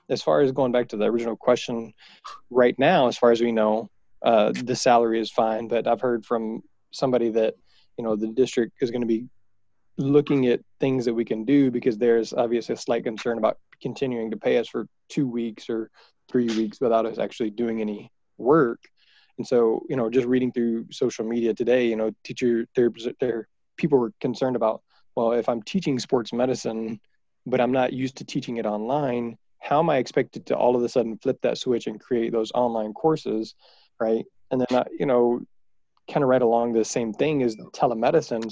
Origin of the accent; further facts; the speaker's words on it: Houston, Texas, United States; I am from Houston. I am from Texas.